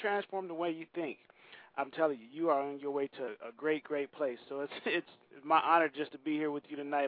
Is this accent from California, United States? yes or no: no; Saginaw, Michigan, United States; Saginaw, Michigan. It's my hometown.